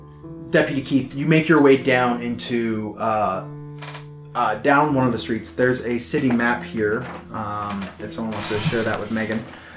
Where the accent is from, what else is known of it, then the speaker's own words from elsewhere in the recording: Yellowknife, Northwest Territories, Canada; I'm from in the area. Like, I'm from Yellowknife, so I've been here before.